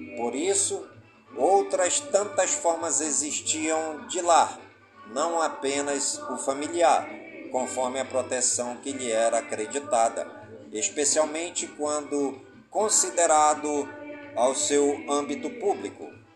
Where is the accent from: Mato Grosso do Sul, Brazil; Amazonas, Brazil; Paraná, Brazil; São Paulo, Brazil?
Amazonas, Brazil; Careiro da Várzea; Careiro da Vaz e a minha cidade natal